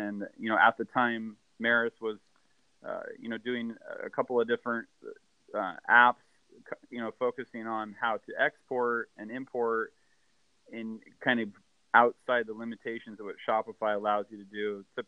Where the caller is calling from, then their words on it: Vancouver, Washington, United States; And I'm calling from Washington State. I'm in a little city called Vancouver, not Vancouver, BC, but Vancouver, Washington.